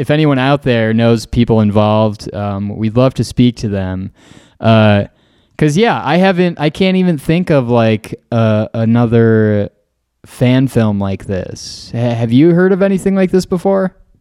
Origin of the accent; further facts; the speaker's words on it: Green Bay, Wisconsin, United States; who I grew up with in Green Bay